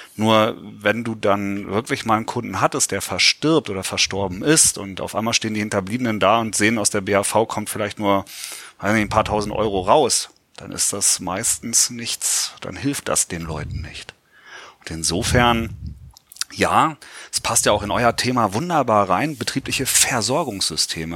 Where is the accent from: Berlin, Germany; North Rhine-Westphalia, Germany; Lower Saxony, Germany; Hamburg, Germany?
Lower Saxony, Germany; Göttingen; Ich komme aus Göttingen, wir haben da einen Erstliga-Club